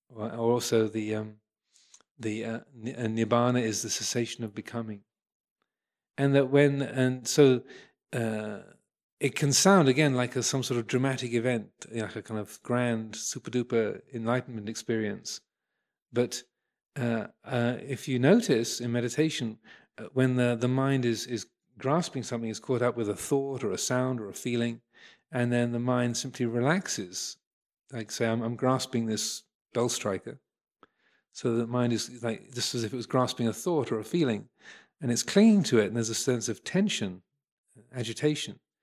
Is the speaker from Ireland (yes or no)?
no; England, United Kingdom; I'm English. I'm a Buddhist monk